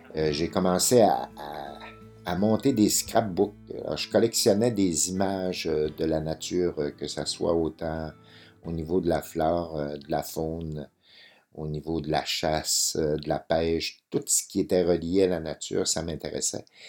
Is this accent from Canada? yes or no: yes; Métabetchouan, Quebec, Canada; Moi, je suis né à Métabetchouan